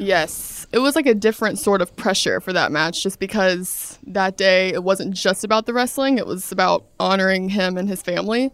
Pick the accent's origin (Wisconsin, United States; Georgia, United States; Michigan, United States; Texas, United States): Georgia, United States; Brunswick; moved away as an adult; also born or lived in Atlanta, Georgia; I'm from Brunswick, Georgia, South Georgia.